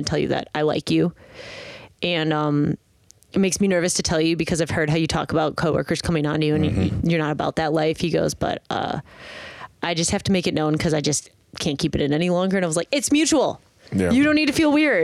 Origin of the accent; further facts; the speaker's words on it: Midwest, United States; we're from the Midwest